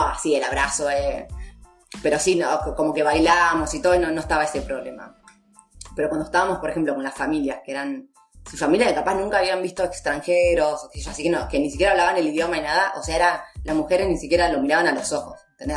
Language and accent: Spanish; Junín, Buenos Aires Province, Argentina; moved away as an adult; yo soy de Junín, pero me he ido a estudiar a Buenos Aires y mm, estuve ahí seis años